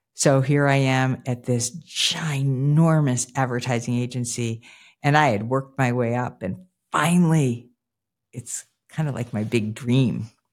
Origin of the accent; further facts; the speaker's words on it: Newton, Massachusetts, United States; the place for me where I started was right outside of Boston proper in a town called Newton, Mass.